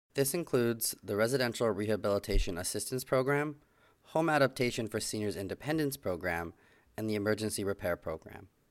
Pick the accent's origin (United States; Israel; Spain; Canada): Canada; also born or lived in Treaty 11 territory; now in Victoria, Canada; I come from Amiskwichiwaskaigan in the Western Territory of Treaty 6